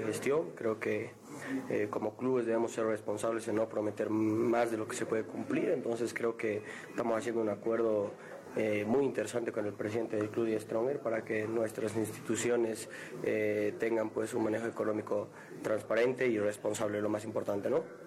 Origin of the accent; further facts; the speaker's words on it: Bolivia; como bolivianos